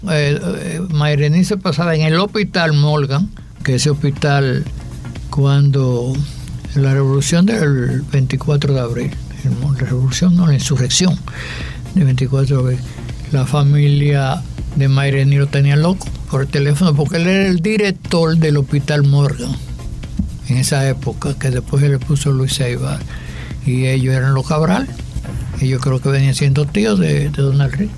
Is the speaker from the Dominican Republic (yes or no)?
yes; Dominican Republic; somos dominicanos